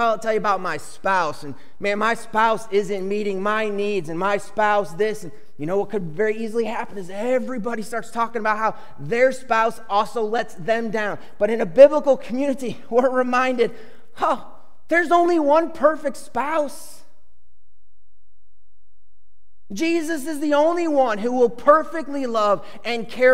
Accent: Chicago, Illinois, United States; I grew up in Chicago where there are two baseball teams, Cubs and White Sox.

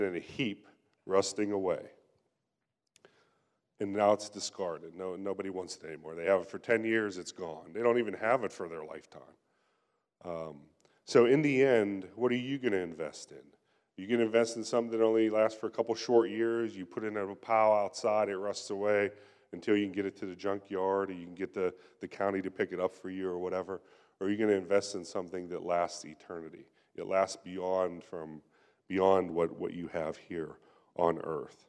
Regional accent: Pennsylvania, United States; moved away; I'm from Pennsylvania, and I remember growing up, and even whenever I go back there to visit now

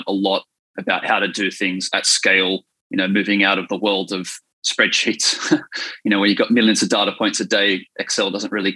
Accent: Wollongong, New South Wales, Australia; I grew up in Wollongong, I'm a Gong boy

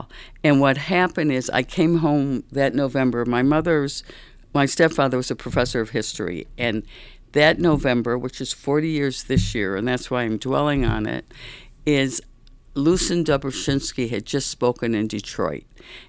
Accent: Berlin, Germany; born there; I was born in Berlin after the war.

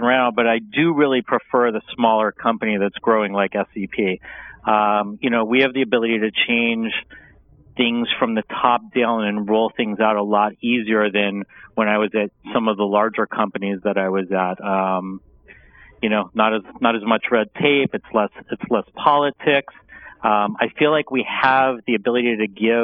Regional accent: Los Angeles, California, United States; also born or lived in Washington, D.C. / Santa Barbara; born and raised in Los Angeles. I am a local

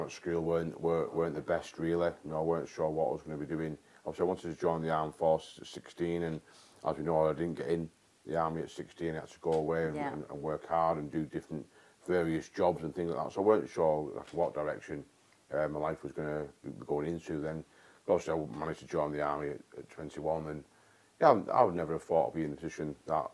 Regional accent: North West England, United Kingdom; also born or lived in Warminster / Germany; my hometown. And not just my town, but in the Northwest in general

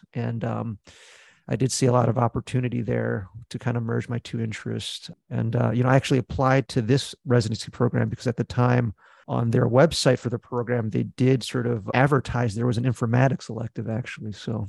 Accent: New Jersey, United States; also born or lived in Beijing, China / Philadelphia; So I guess I was born in Beijing, but we kind of moved to Philly as my first place. And then kind of all the suburbs of Philly, like Abington, Audubon, all those kind of like right outside of Philly suburbs. But I would say I'm mostly from New Jersey

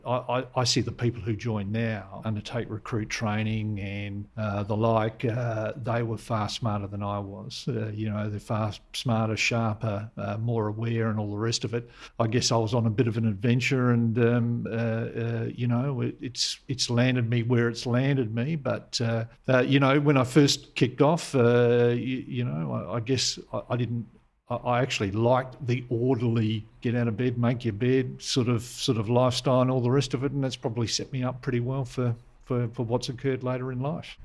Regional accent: Adelaide, South Australia, Australia; I'm a South Australian sort of through and through. I sort of grew up in the uh, the, the, suburb of Campbelltown.

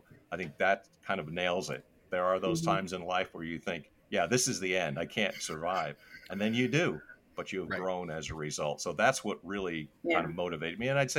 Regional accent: New Jersey, United States; I actually grew up in Northern New Jersey, which no one would know that I grew up in Northern New Jersey and why.

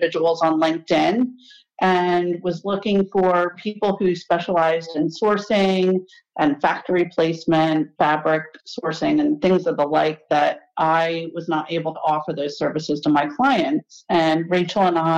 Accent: north of Philadelphia, Pennsylvania, United States; moved away as an adult; also born or lived in North Carolina / Pittsburgh, Pennsylvania; now in Maine, United States; I'm actually from the Pennsylvania, north of Philadelphia

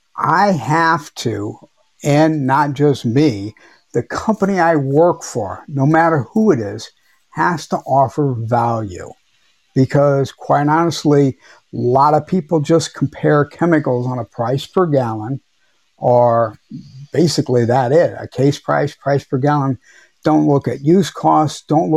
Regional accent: Missouri, United States; It was Manchester Road in DePere, Missouri. I do. I grew up on Kent Stern, right next to OKVAC

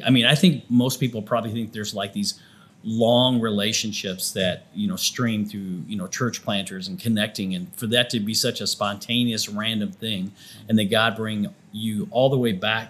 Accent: Flint Township, Michigan, United States; I was born in 59. I was born in Flint Township, right near McLaren Hospital for those that live locally up there.

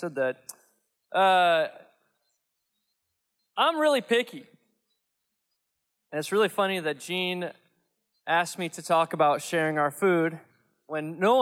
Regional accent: Cincinnati, Ohio, United States; moved away; I grew up in Cincinnati

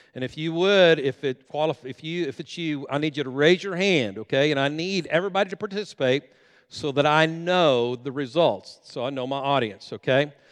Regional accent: Guymon, Oklahoma, United States; moved away as an adult; now in Enid, United States; we live in Enid, Oklahoma, and we grew up right here in Guyman, Oklahoma, a graduate of Guyman High School

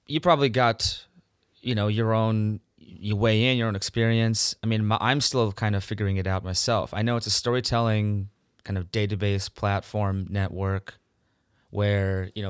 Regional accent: Minnesota, United States; also born or lived in Canada; Yeah, India because my parents are from India. Again, I was born in Canada. I grew up in Minnesota, which is the Canada of the U.S., of course.

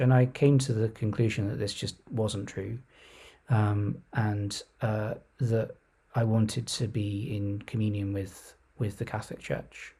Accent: Surrey, South East England, United Kingdom; also born or lived in London / Oxford; I was born in Surrey

